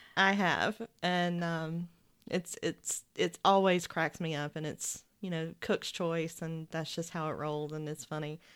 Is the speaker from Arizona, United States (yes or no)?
no; Georgia, United States; Growing up in Georgia